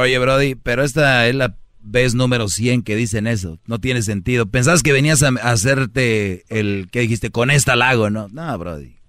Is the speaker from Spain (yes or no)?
no; Monterrey, Nuevo León, Mexico; como buen regio